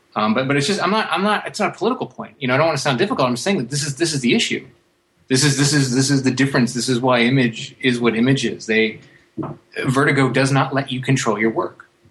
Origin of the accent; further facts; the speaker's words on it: United States; I'm an American